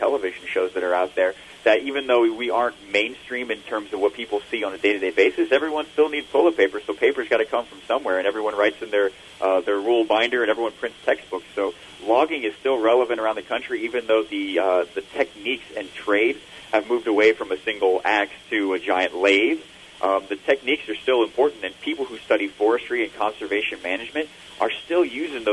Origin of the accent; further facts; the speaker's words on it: Virginia Beach, Virginia, United States; my hometown in Virginia Beach